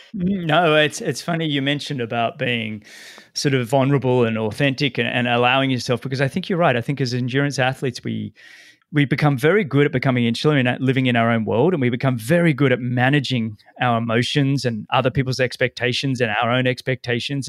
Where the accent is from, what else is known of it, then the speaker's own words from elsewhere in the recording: Sydney, New South Wales, Australia; now in Florida, United States; my hometown, Sydney